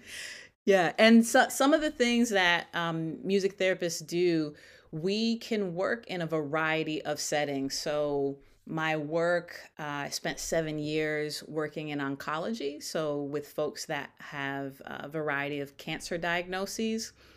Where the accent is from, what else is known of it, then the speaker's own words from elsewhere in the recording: Stamford, Connecticut, United States; now in Dallas, United States; I am based currently in Dallas, Texas, but born and raised in Stamford, Connecticut